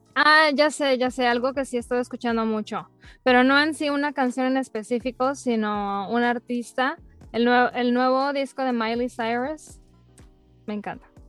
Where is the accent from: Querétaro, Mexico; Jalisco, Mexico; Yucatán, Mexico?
Yucatán, Mexico; Mérida; now in Dallas, United States; ya tengo muchos años viviendo aquí en, Texas, pero soy originaria de Mérida, Yucatán